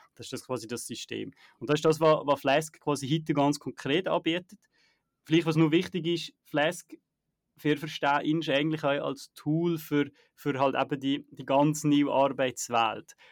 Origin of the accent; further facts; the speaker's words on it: Naters, Valais, Switzerland; moved away; Naters äh, Wallis, wenn ich halt äh, mal zurück in, in meiner Heimat